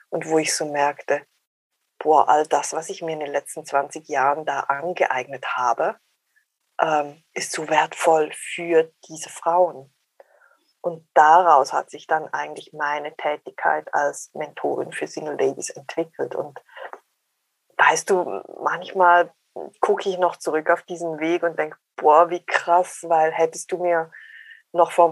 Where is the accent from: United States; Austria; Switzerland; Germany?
Switzerland; accent: Swiss; ich bin 48, ich bin Schweizerin, hört man sehr wahrscheinlich am Dialekt an.